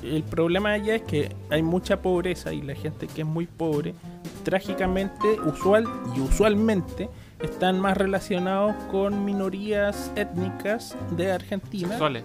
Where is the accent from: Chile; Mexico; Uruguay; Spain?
Chile; nosotros como chilenos no somos privilegiados por vivir en este país